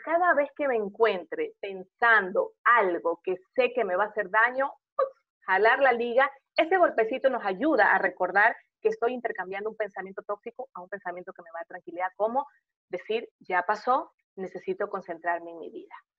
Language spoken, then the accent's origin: Spanish; Portoviejo, Manabí, Ecuador; moved away; also born or lived in Guayaquil; hoy estoy en Puerto Viejo